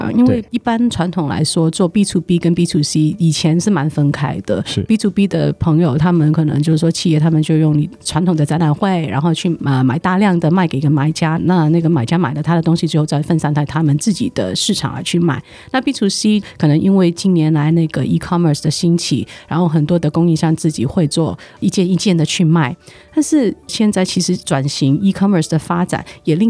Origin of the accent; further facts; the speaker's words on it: Hong Kong; now in Taiwan; 而且听到我的口音就知道我不是地道的台湾人。我是从香港来台湾大概三年多了，也一直借着香港贸发局跟很多的台商去互动。